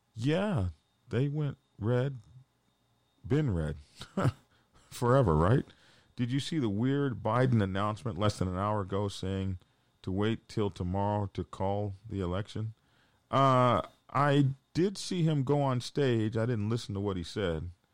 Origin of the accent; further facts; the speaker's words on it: Oklahoma, United States; now in Georgia, United States; I'm from Oklahoma